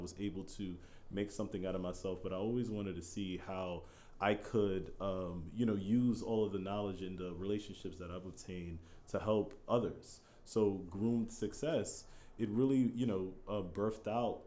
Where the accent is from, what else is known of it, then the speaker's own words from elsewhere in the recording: New York City, New York, United States; also born or lived in Haiti; And we moved to Coney Island, right? So we, you know, I was raised in the hood